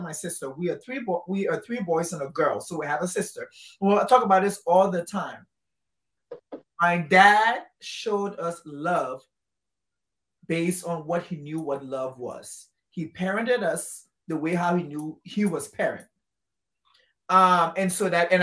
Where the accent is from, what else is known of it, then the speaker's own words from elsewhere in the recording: Liberia; I'm Liberian, West African